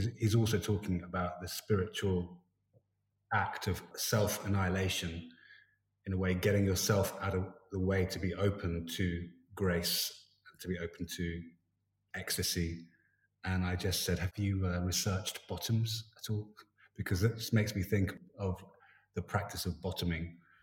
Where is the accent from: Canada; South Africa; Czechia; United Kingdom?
United Kingdom; London; moved away as an adult; now in Stockholm, Sweden; I grew up in South London, around a lot of Jamaicans in that part of London, Elephant Castle